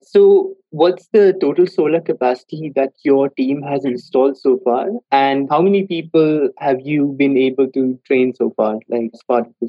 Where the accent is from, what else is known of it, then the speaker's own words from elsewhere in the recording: Delhi, India; I am from the Delhi region as well.